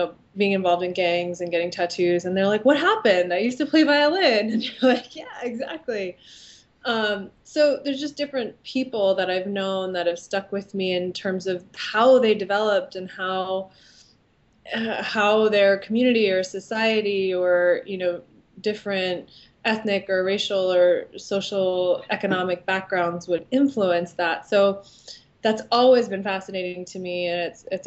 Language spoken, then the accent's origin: English; San Mateo, California, United States; I am from San Mateo, California. So I grew up there from basically when I was born